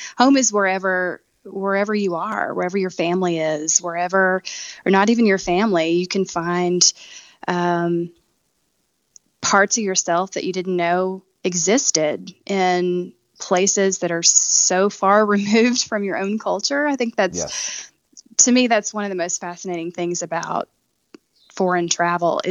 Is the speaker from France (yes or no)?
no; Benton, Arkansas, United States; moved away as an adult; also born or lived in Little Rock, Arkansas; now in Botswana; I was born and raised in a little town called Benton in Saline County and went to high school in Little Rock